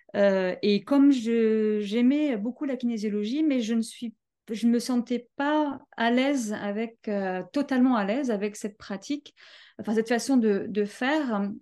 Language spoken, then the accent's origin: French; Paris, Île-de-France, France; je viens de Paris. Euh, je suis euh, française, donc de Paris.